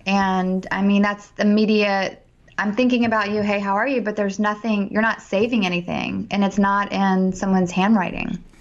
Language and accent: English; Richmond, Virginia, United States; I'm from Richmond